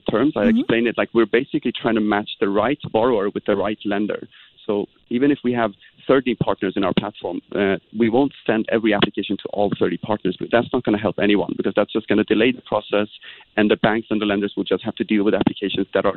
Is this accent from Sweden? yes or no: yes; Sweden; moved away; I'm actually from Sweden